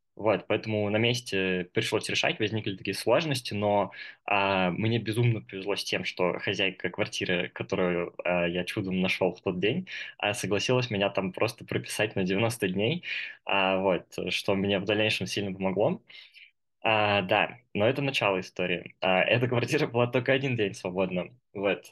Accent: Moscow, Russia; moved away as an adult; now in Kazakhstan; мне сейчас 22 года. А, я из Москвы

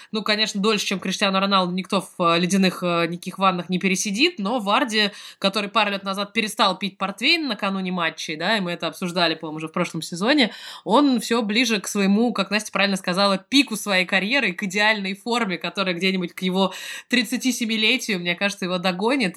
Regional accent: Moscow, Russia; moved away; я сама из Москвы

